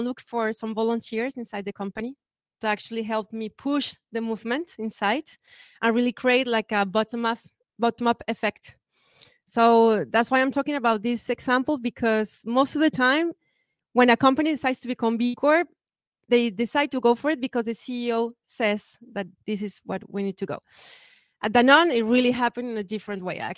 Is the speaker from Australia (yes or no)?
no; Colombia; now in France; Colombia, which is my home country